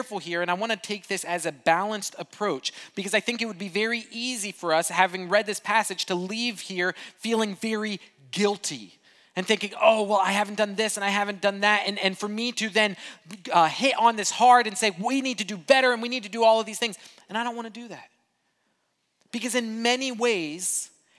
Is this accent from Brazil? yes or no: yes; Brazil; moved away; I grew up in Brazil